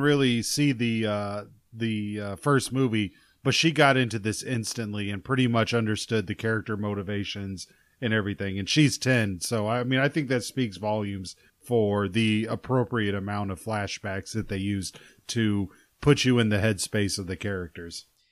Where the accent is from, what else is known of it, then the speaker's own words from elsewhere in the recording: Arkansas, United States; I grew up in Arkansas